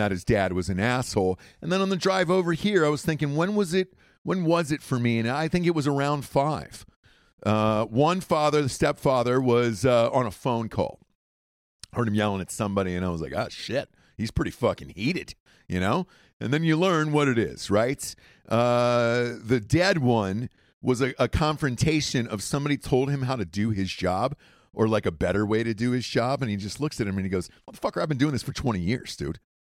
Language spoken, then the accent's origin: English; Atlanta, Georgia, United States; moved away; I grew up in Atlanta. Uh, we moved there when I was, I think, maybe three or four years old